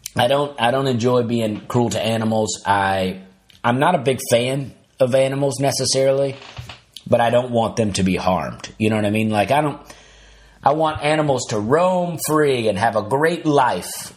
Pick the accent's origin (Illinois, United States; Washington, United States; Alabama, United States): Alabama, United States; my own high school as a kid growing up in Alabama